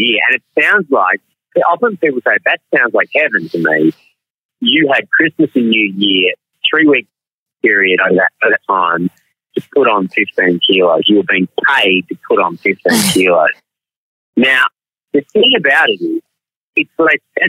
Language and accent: English; Melbourne, Victoria, Australia; I'm an actor and I'm from Melbourne